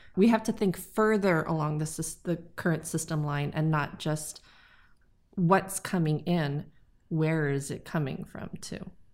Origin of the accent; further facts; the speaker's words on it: Haliimaile, Hawaii, United States; Being born and raised on the island, um, really gave me a sense of connectiveness, and, uh, I don't know any other home